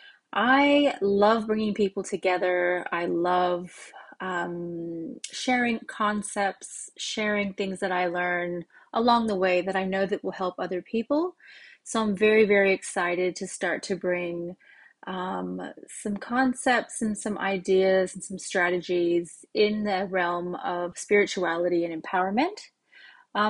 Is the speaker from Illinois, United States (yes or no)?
no; California, United States; moved away as an adult; also born or lived in Oregon, United States; now in Australia; I was born in Oregon in the US, and I moved to California when I was about 5 years old when my parents got divorced. So we moved to California, myself, my mom, and my brother. And I grew up in California, so all my memories in childhood are there